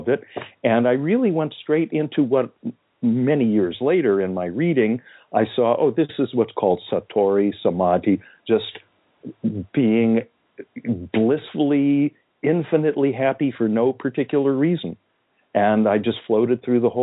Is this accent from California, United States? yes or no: yes; California, United States; I happened to be growing up in California now in the mid-60s.